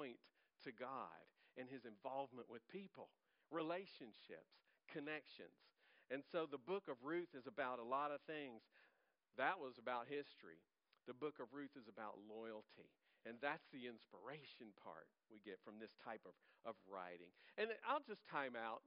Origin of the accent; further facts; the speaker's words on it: Louisiana, United States; I'm from Louisiana. I'm from Louisiana